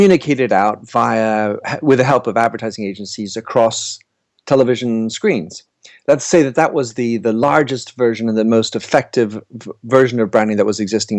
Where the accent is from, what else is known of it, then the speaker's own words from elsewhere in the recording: United States; also born or lived in Paris; now in London, United Kingdom; I'm an American based in London and Paris